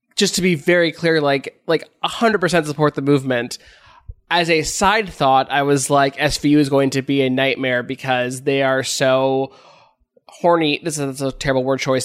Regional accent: Los Angeles, California, United States; I grew up here, uh, in L

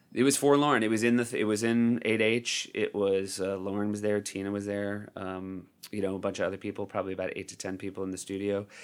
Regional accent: New Hampshire, United States; also born or lived in Evanston, Illinois; I was born in Evanston, Illinois, but I was raised in New Hampshire

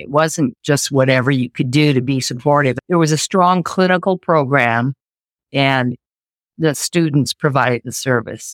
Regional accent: Seattle, Washington, United States; I think I'm one of those rare natives. I was born in Seattle and part of a Japanese American family. Went to school, grade school, high school

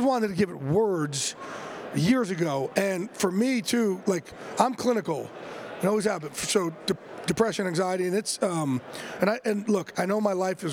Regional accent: Jersey Shore, New Jersey, United States; growing up in Jersey Shore, being learning disabled

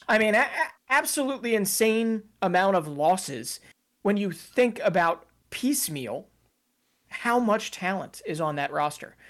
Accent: United States; as an American

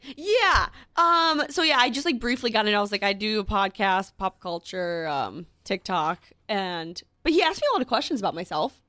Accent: Minnesota, United States; moved away as an adult; now in New York City, United States; in Minneapolis when I lived there

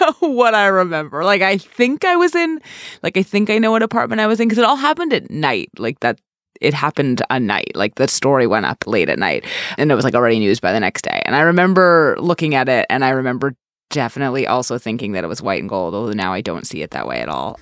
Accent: New York City, New York, United States; I'm from New York

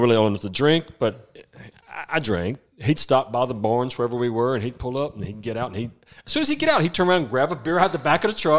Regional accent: Holly Springs, North Carolina, United States; I grew up out in Holly Springs on a 110 acre farm. And at that time there was just five or six farmers that owned probably 1,000 acres there.

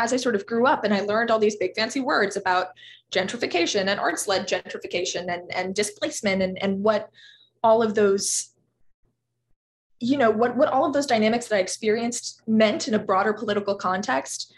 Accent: Los Angeles, California, United States; I grew up in a little pocket of Los Angeles that was really transforming when I was a little kid

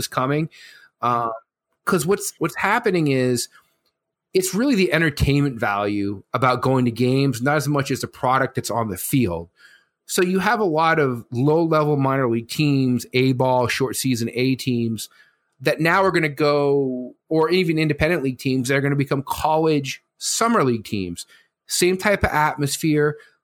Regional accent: Vermont, United States; where I grew up in Vermont

